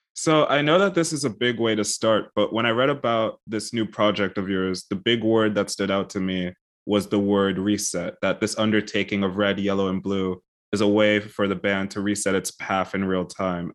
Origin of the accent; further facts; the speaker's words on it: United States; also born or lived in United Kingdom / Netherlands; I'm American, but I've spent a lot of time in the U K and also in, uh, the Netherlands